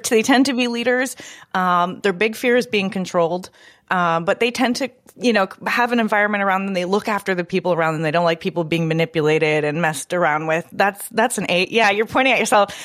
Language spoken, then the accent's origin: English; Canada; I'm from Canada